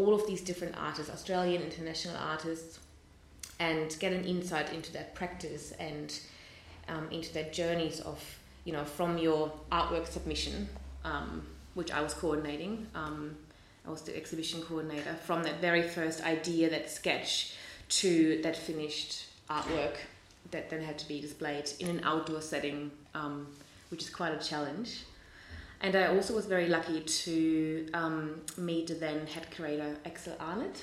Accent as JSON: {"language": "English", "region": "Hamburg", "country": "Germany", "tie": "born or raised there", "moved": "yes", "said": "I grew up in Germany, in Hamburg"}